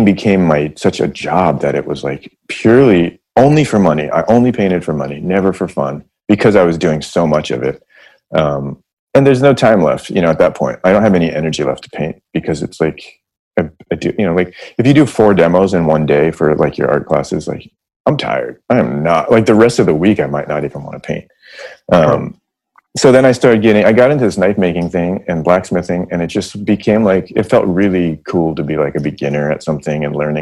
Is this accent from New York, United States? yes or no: no; San Francisco, California, United States; I grew up in San Francisco